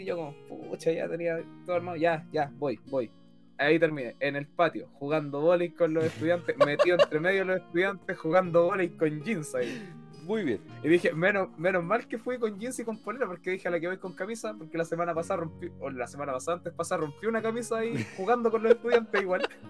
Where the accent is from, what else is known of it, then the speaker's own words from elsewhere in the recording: Chile; todos somos chilenos